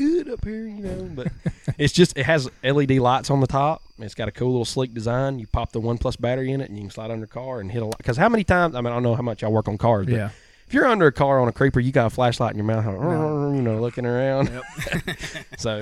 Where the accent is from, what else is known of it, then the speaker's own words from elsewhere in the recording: Jasper, Alabama, United States; also born or lived in Union Chapel, Alabama; I'm born and raised Union Chapel